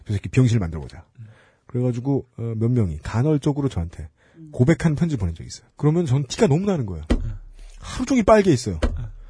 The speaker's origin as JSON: {"language": "Korean", "country": "South Korea", "tie": "born or raised there", "said": "제가 옆상동 3호 살았거든요"}